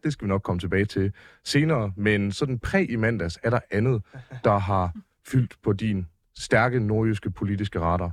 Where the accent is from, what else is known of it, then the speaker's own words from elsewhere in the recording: near Aarhus, Central Denmark Region, Denmark; jeg voksede op ret tæt på Aarhus